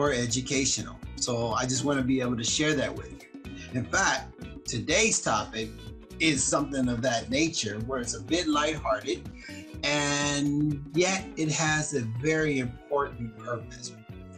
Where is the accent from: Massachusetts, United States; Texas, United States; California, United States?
California, United States; Compton; when I grew up on Saturday mornings in Compton, my brother